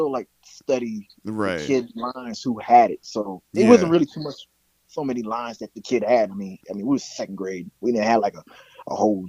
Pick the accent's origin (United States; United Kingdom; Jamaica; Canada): United States; Charleston, South Carolina; born or raised there; also born or lived in Germany